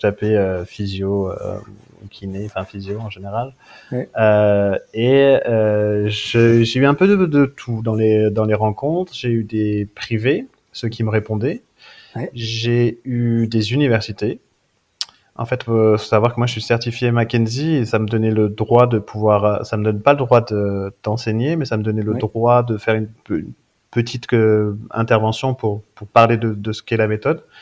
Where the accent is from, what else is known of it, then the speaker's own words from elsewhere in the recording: Briançon, Provence-Alpes-Côte d'Azur, France; also born or lived in Louvain-la-Neuve, Belgium; je suis euh, briançonnais, je viens de Briançon dans les, euh, dans les Hautes-Alpes. Donc euh, petite, petite ville près des stations de ski, j'ai grandi là-bas